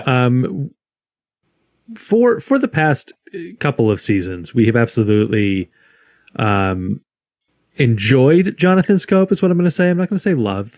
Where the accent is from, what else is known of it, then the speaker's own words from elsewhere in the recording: Michigan, United States; moved away as an adult; also born or lived in Illinois; I was born in Michigan. I was raised a Tigers fan